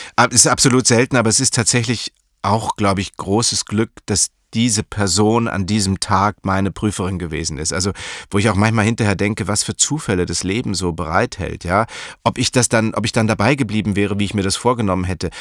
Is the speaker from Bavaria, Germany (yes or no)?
yes; Munich, Bavaria, Germany; Ich bin in München aufgewachsen